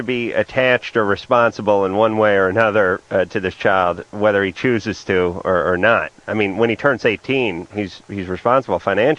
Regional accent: the Valley, California, United States; half the people I grew up with in the Valley

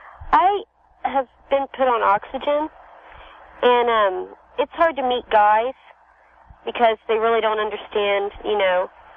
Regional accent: Ohio, United States; moved away; I'm here from Ohio.

